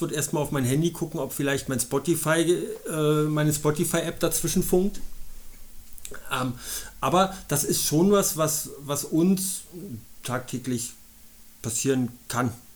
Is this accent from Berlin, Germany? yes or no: yes; Berlin, Germany; moved away as an adult; now in Munich, Germany; ich bin in Berlin geboren, habe da 31 Jahre gelebt